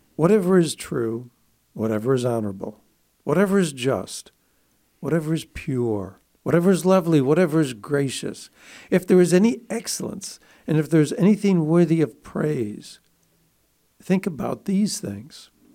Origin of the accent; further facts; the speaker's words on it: Buffalo, New York, United States; I grew up in Buffalo, New York